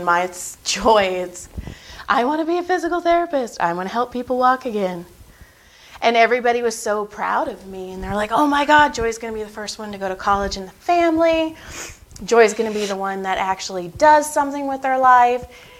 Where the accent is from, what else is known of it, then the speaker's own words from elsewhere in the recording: Madera, California, United States; Madera, Fresno.